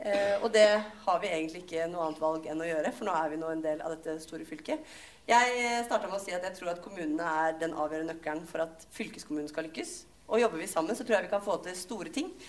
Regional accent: Akershus, Norway; Mange av oss, altså Jeg er fra Romerike, vi klarer det ikke.

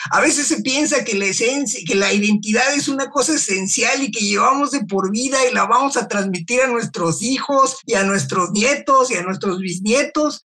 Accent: Mexico; also born or lived in Los Angeles, United States; aunque haya nacido en México

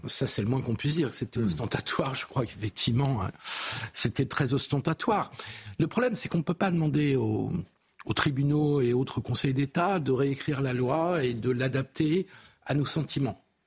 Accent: France; en tant que républicain laïque et en tant que français

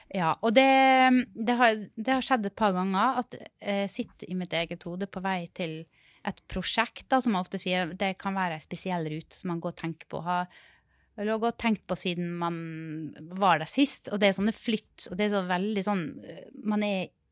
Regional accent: Sunnmøre, Møre og Romsdal, Norway; also born or lived in Rogaland; now in Oslo, Norway; jeg kommer fra Sunnmøre

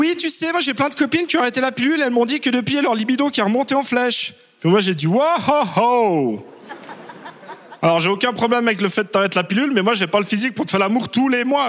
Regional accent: Switzerland; je suis suisse

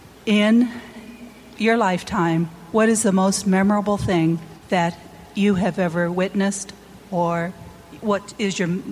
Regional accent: Kent, Washington, United States; from Kent, Washington.

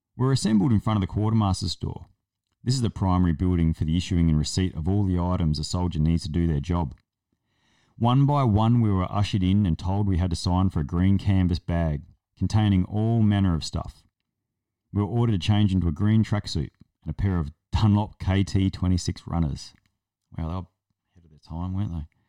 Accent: South Australia, Australia; I'm from South Australia and we're not convicts

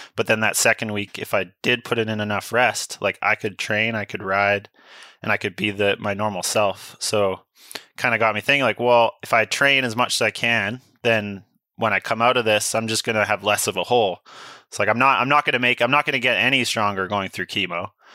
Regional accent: Sunshine Coast, British Columbia, Canada; I grew up on the Sunshine Coast

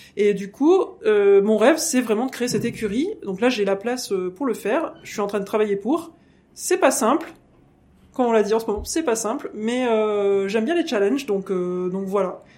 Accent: France; je suis française et anglaise, hein, donc j'ai des origines anglaises aussi.

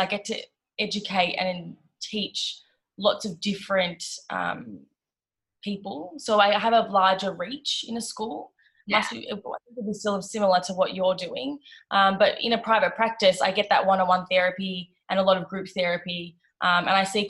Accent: Melbourne, Victoria, Australia; I am from Melbourne, Australia.

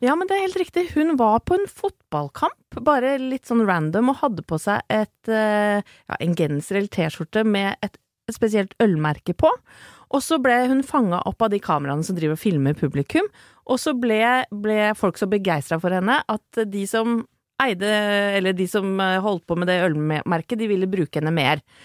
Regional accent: Åsgårdstrand, Vestfold, Norway; jeg er fra Åsgårdstrand

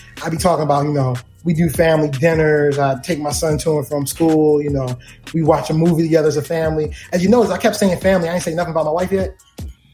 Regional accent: Baltimore, Maryland, United States; do it from Baltimore. It's my hometown.

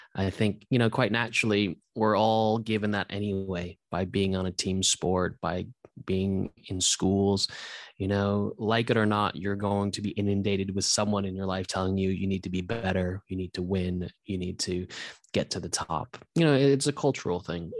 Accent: Santa Monica, California, United States; also born or lived in New Zealand; I was actually born in New Zealand, but I grew up in Santa Monica, um, from about the age of four.

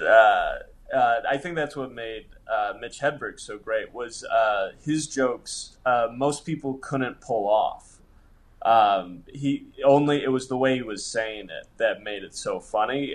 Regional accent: Monroe, Michigan, United States; moved away as an adult; now in Los Angeles, United States; I grew up in a smallish town, Monroe

